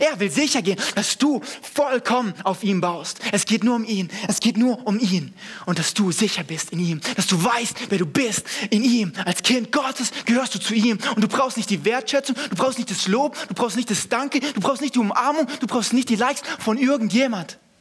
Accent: Segeten, Baden-Württemberg, Germany; Ich komme aus dem Dorf, von nirgendwo. Ich komme aus Segeten.

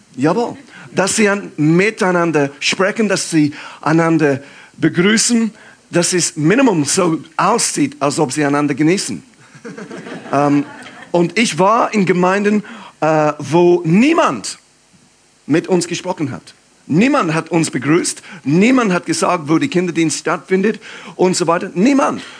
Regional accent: England, United Kingdom; German is a second language; moved away as an adult; now in Aarau, Switzerland; für mich als Engländer

